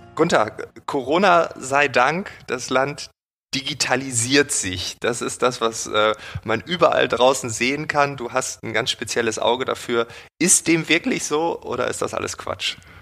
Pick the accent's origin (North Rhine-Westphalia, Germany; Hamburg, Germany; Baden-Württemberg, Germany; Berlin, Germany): Berlin, Germany; als Berliner Bürger